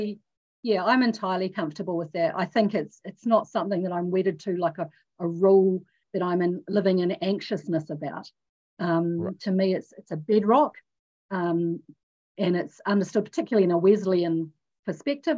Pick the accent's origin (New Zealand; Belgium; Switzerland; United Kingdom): New Zealand; also born or lived in Australia; being a New Zealander, being in New Zealand, having also trained in the Salvation Army in Australia